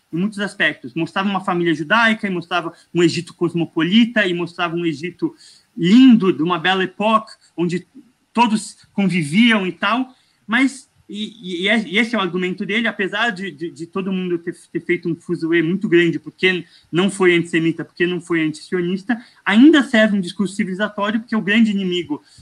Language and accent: Portuguese; Morocco; É, não, eu sou, eu sou marroquino, eu tenho.